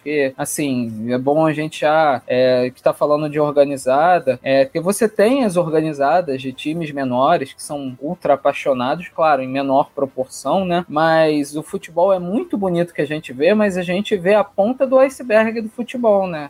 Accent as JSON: {"language": "Portuguese", "region": "Rio de Janeiro", "country": "Brazil", "said": "carioca, botafoguense"}